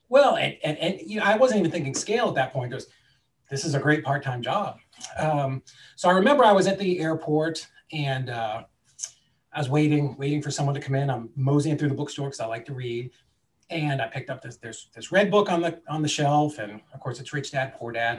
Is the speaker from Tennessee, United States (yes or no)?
no; Boston, Massachusetts, United States; now in Chattanooga, United States; I grew up in the Boston area